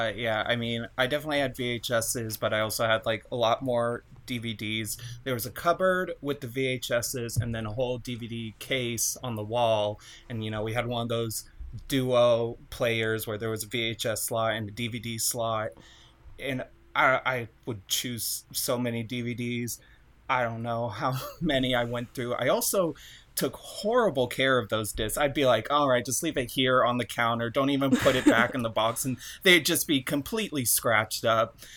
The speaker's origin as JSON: {"language": "English", "country": "United States", "tie": "born or raised there", "said": "being an American child"}